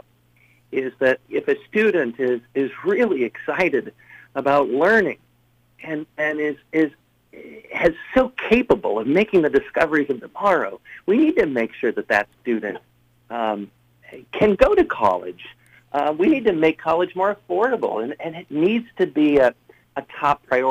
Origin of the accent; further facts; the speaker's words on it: Rockford, Illinois, United States; now in Moline, United States; I worked in my hometown of Rockford, and then I moved to Moline, Illinois